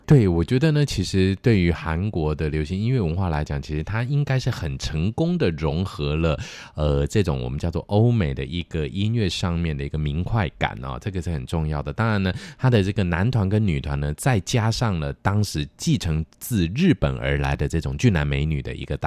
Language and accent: Chinese; Taiwan; 在学习台语的部分的时候，除了妈妈在家里说的话之外呢，很多时候呢，都是这一些台语的儿歌带给我们的啊